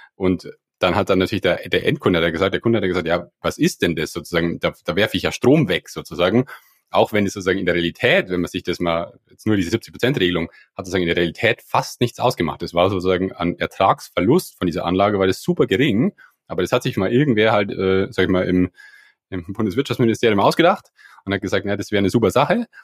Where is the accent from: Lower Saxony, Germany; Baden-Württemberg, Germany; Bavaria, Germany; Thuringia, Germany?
Bavaria, Germany; near Landshut; ich komme aus der Nähe von Landshut, da am Land